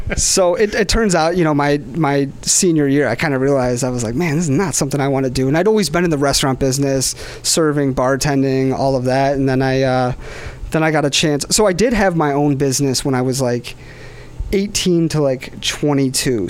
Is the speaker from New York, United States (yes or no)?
yes; Webster, New York, United States; I grew up in Webster, New York